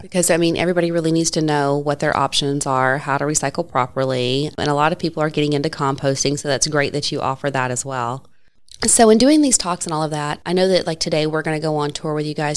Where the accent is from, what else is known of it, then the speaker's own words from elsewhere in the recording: Tennessee, United States; also born or lived in Georgia; now in Gainesville, United States; raised in Tennessee